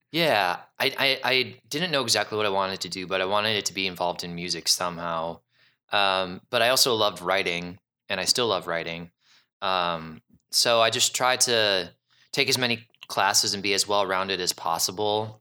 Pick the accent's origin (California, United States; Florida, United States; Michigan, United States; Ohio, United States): Ohio, United States; Cleveland; moved away as an adult; now in Chicago, United States; I was born and raised in Cleveland, and then, um, I moved to Chicago